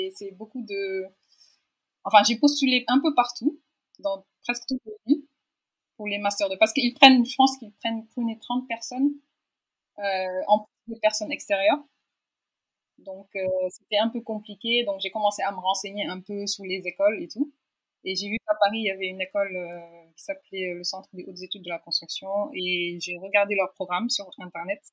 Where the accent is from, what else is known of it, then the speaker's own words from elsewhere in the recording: Dakar, Senegal; also born or lived in France; j'ai 31 ans et j'ai grandi à Dakar. j'ai fait tout mon cursus ici, jusqu'au bac